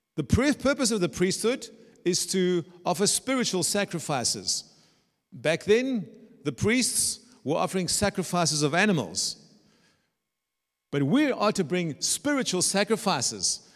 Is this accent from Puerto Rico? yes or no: no; South Africa; moved away as an adult; also born or lived in Germany; now in Dresden, Germany; I was brought up in South Africa